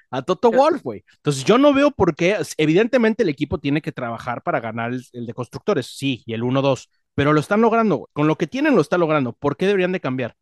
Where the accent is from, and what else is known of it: Mexico